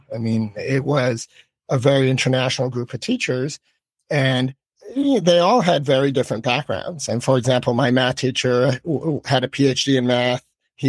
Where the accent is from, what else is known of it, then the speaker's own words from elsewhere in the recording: Philippines; And I grew up abroad. I grew up in the Philippines. And so perhaps I had a little more kind of global perspective.